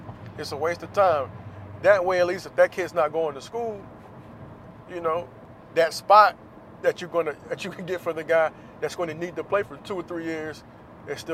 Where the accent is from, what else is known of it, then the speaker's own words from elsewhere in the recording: Florida, United States; I'm from Florida